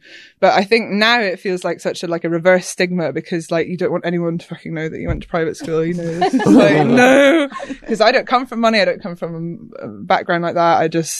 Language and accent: English; Scotland, United Kingdom; accent: Glaswegian; now in London, United Kingdom; I have been living in Hackney for a while. So, yeah, I grew up in Scotland, but yeah, no accent anymore, I suppose.